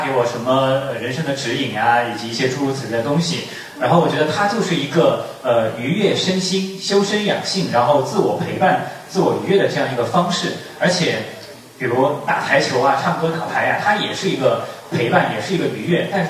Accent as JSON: {"language": "Chinese", "region": "Hunan", "country": "China", "said": "比比我们湖南人好像是差一点点哦。"}